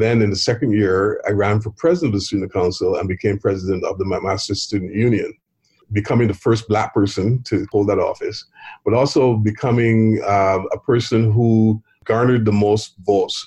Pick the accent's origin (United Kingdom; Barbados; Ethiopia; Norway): Barbados; growing up in Barbados